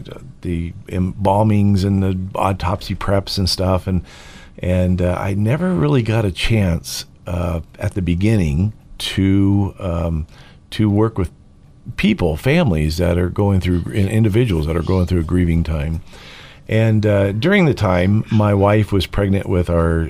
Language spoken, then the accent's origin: English; California, United States; also born or lived in Oregon; now in Idaho, United States; I born and raised in California